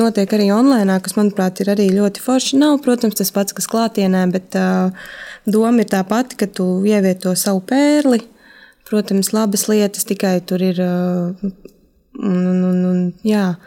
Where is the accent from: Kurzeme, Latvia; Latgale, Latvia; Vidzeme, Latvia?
Vidzeme, Latvia; Valmiera; now in Riga, Latvia; es pat neesmu no Rīgas, esmu no Valmieras, un nedēļas nogalēs es braucu uz Valmieru